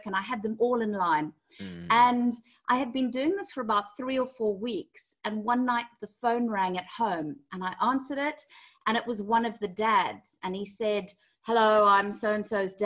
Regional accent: Zimbabwe; moved away as an adult; now in London, United Kingdom; I'm originally from Zimbabwe

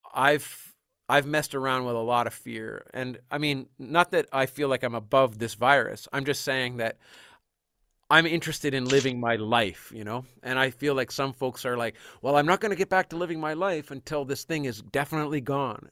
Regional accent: Canada; as a Canadian

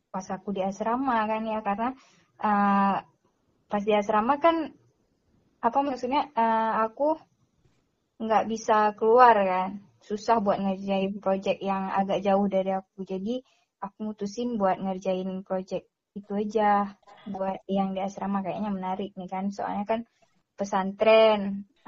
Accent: Aceh, Indonesia; cuman karena aku dari Aceh terus ke sana mereka juga kasih grant itu sebesar 7 juta setengah

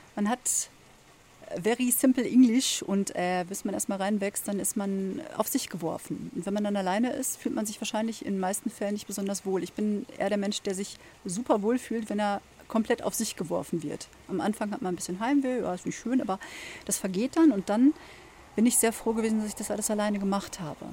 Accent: Germany; bei uns in Deutschland

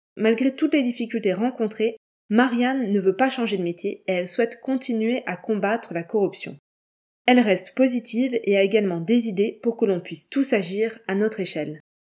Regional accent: France

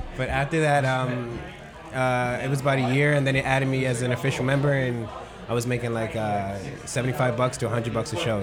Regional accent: New York City, New York, United States; moved away; also born or lived in Babylon; I am originally from Queens

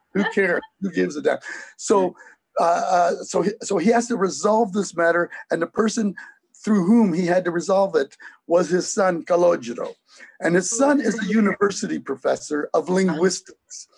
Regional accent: Hamilton, Ontario, Canada; also born or lived in Racalmuto, Sicily; in Hamilton, Ontario, where I grew up.

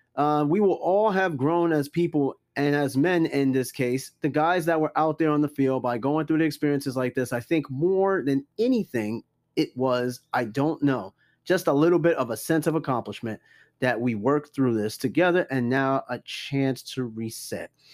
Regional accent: New York, United States; I'm from New York and I'm in the military

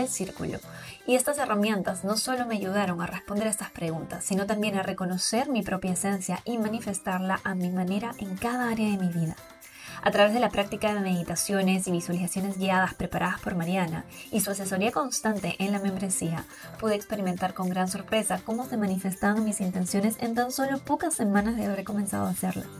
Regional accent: Peru; moved away as an adult; now in Riviera Maya, Mexico; En mi país, Perú

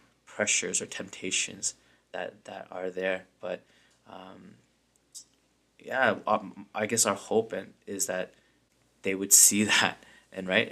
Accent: London, United Kingdom; I grew up in London, so it's a very small community. Like, if you're Korean, you pretty much know every Korean in London

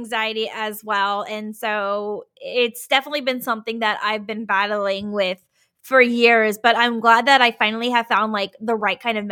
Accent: Virginia, United States; now in Portland, United States; I'm originally from Virginia

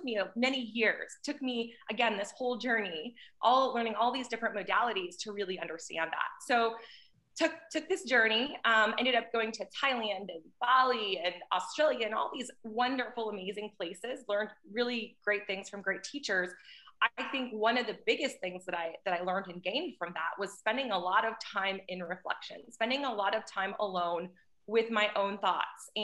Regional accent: North Dakota, United States; moved away; also born or lived in Houston, Texas; I grew up in North Dakota in a very small town

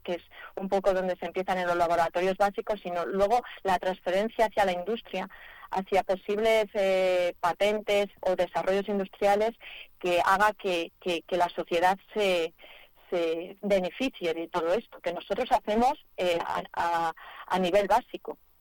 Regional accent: Madrid, Community of Madrid, Spain; yo aunque soy de Madrid

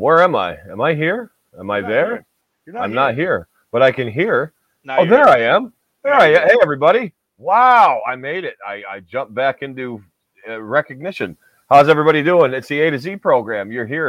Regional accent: upstate New York, United States; I don't live in New York City. I live in upstate New York.

